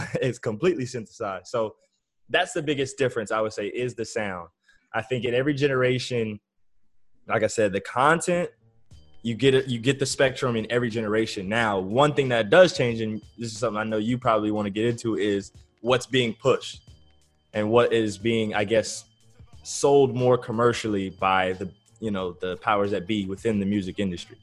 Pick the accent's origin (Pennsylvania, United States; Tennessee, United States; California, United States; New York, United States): California, United States; Southern; I'm from Southern California.